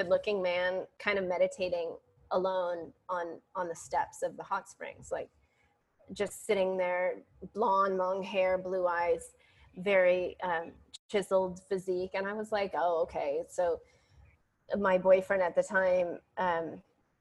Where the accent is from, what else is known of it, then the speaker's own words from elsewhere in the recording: San Francisco, California, United States; moved away as an adult; now in Ashland, United States; I'm from San Francisco and here I am, you know, way up in Ashland